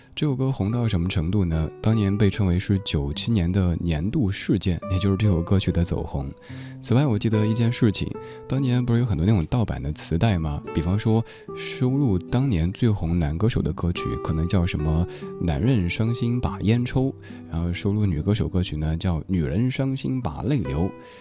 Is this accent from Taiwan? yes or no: no; Chengdu, Sichuan, China; 有朋友听说我是成都人的时候